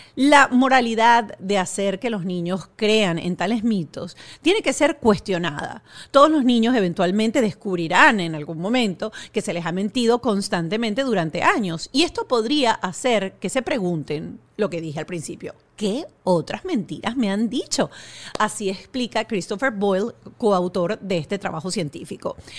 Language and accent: Spanish; Venezuela; yo como venezolana